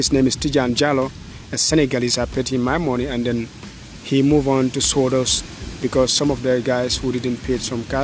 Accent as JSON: {"language": "English", "region": "North Bank", "country": "Gambia", "tie": "born or raised there", "moved": "as an adult", "said": "born from the north bank of the Gambia, New Mindofa."}